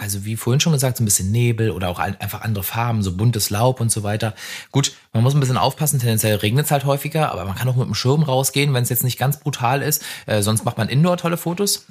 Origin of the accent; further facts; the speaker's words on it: Brandenburg, Germany; also born or lived in Flensburg; now in Berlin, Germany; Wenn du aus Brandenburg kommst, wo es tendenziell halt nicht so viel regnet